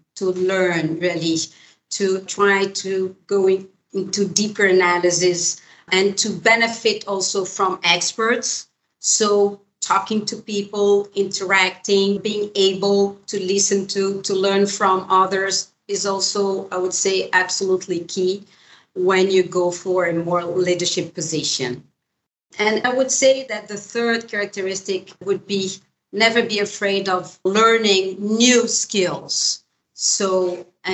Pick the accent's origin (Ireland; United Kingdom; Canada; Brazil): Brazil; in Brazil, my home country